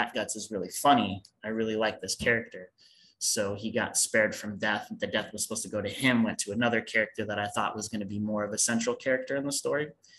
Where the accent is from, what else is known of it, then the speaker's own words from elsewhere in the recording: United States; I'm American.